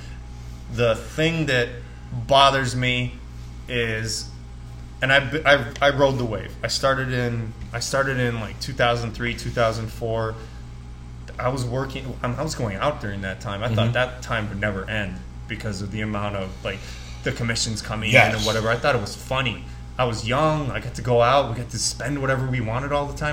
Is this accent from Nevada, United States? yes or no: yes; Las Vegas, Nevada, United States; growing up in Vegas